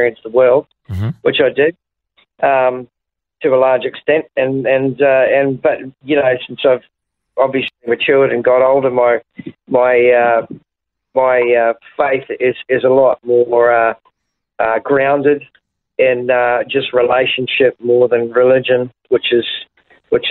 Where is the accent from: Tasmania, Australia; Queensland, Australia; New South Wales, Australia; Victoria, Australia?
Queensland, Australia; Brisbane; also born or lived in Invercargill, New Zealand; kind of grew up in Brisbane, so I kind of call myself a Brisbane boy more than anything